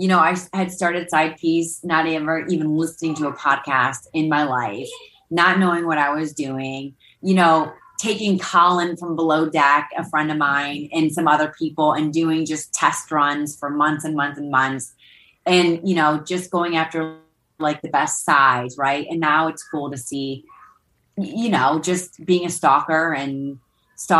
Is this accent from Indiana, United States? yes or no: no; Ohio, United States; I was always a huge basketball fan growing up in Ohio